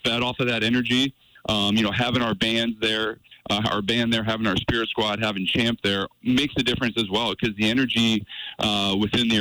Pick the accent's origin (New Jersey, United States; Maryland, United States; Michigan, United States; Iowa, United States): Iowa, United States; moved away as an adult; now in Montana, United States; I grew up in Iowa and came from Iowa